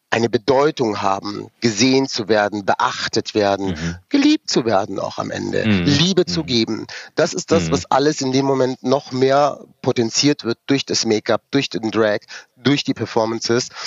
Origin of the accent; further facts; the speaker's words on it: Rüsselsheim, Hesse, Germany; born there; ich bin dann 1978 in Rüsselsheim geboren.